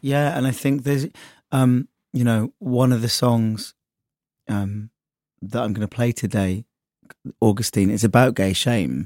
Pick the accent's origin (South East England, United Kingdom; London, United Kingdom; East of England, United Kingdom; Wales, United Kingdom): East of England, United Kingdom; Sudbury; accent: West Country; moved away as an adult; now in Brighton, United Kingdom; my hometown, actually, in Sudbury